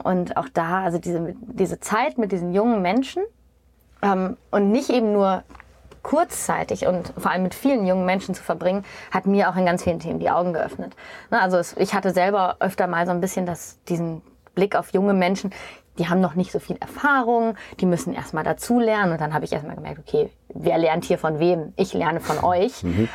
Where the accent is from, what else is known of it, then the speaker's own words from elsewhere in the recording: East Frisia, Lower Saxony, Germany; also born or lived in Essen / Norderney / Düsseldorf; ich als Ostfriesin